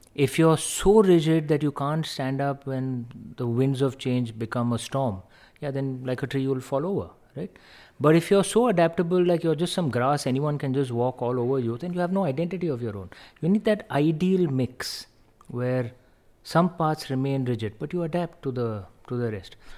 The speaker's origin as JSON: {"language": "English", "country": "India", "said": "as an Indian"}